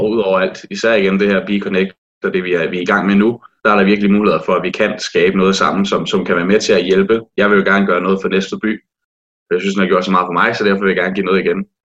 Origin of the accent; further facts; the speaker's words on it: Næstved, Zealand, Denmark; og jeg kommer fra Næstved af, og er rigtig nævrdreng, øh, som i hele til hjertet.